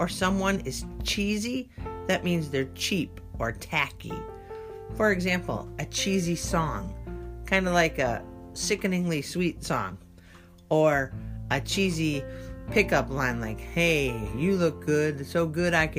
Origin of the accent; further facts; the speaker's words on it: United States; I'm an American